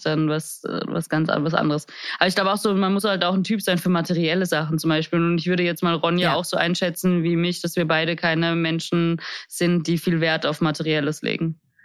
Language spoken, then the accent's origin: German; Vienna, Austria; moved away; ich bin in Wien aufgewachsen